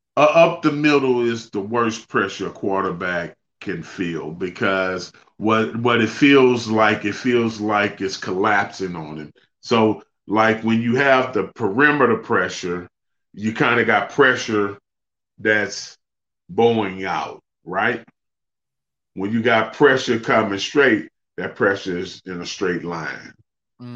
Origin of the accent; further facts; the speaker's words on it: Beaumont, Texas, United States; my hometown of Beaumont